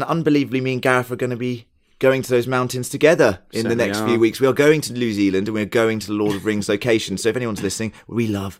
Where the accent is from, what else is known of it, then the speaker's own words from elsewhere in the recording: United Kingdom; being British